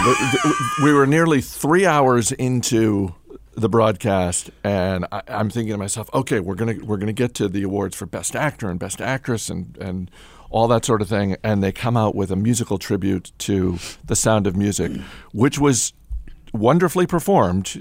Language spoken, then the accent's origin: English; Waterville, Maine, United States; the college in my hometown. So, this is Colby College in Waterville, Maine.